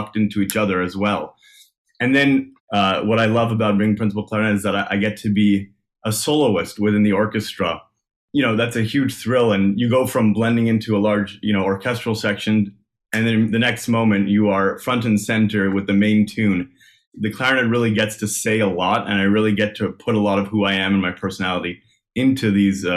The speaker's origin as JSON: {"language": "English", "town": "Montreal", "region": "Quebec", "country": "Canada", "tie": "born or raised there", "also_born_or_lived": "Nashville, United States", "moved": "as an adult", "lives_now": "Toronto, Canada", "said": "I'm from Montreal, born and raised."}